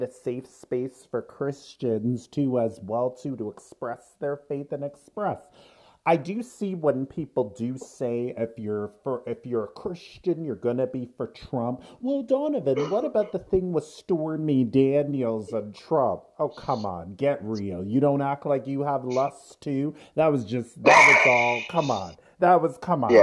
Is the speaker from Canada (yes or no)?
yes; Canada; We are Canadian. You and I are both Canadian. We're in Canada